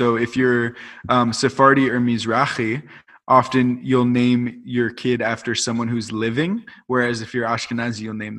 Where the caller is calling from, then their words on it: Jerusalem, Jerusalem District, Israel; So I'm calling in from Abu Tor, Jerusalem.